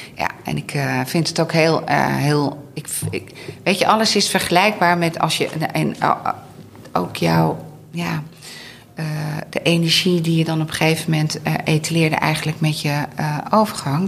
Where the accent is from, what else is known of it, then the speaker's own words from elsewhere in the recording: Veluwe, Gelderland, Netherlands; moved away; in de omgeving waar ik zelf ook vandaan kom. Oh. Eh, de Veluwe.